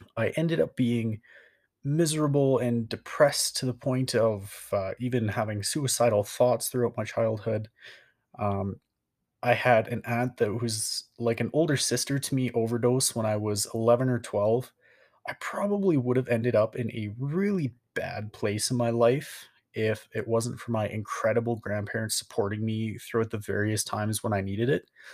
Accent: Calgary, Alberta, Canada; moved away as an adult; I came back to my hometown of, like, Calgary, Alberta, moved back 'cause I was like, "Well, this is home

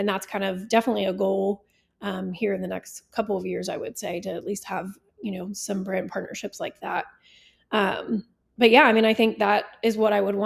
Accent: South Texas, United States; now in Oklahoma, United States; I grew up in South Texas

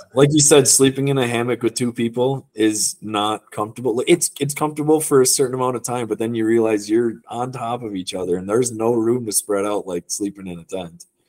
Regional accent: Wisconsin, United States; moved away as an adult; also born or lived in Michigan; now in Utah, United States; I'm from Wisconsin originally

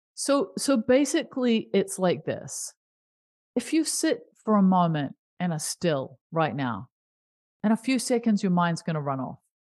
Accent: New Zealand; I grew up in New Zealand

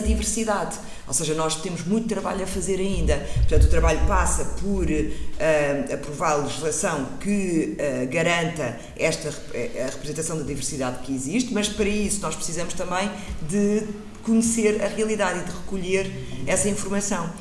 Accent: Portugal; enquanto mulher negra ou criança negra a crescer em Portugal

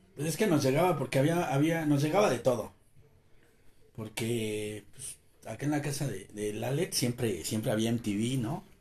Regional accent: Mexico; nosotros como mexicanos

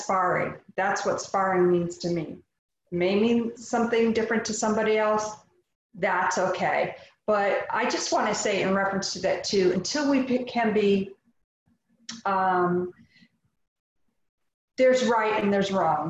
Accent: United States; I am an American

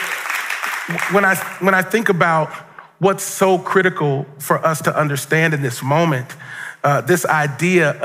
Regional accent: Cincinnati, Ohio, United States; I grew up in Cincinnati, Ohio

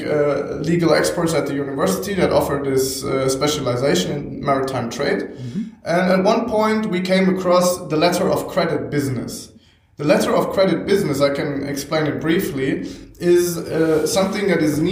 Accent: Hamburg, Germany; also born or lived in Bremen / Oldenburg; I am from Hamburg

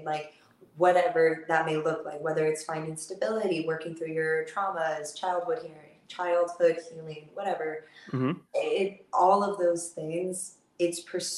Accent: Florida, United States; now in Los Angeles, United States; I'm from the South. I'm from Florida

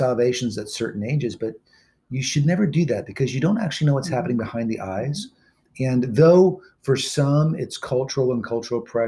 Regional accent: California, United States; moved away; I'm from California

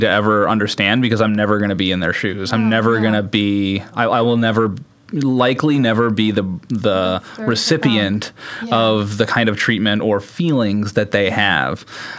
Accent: Wisconsin, United States

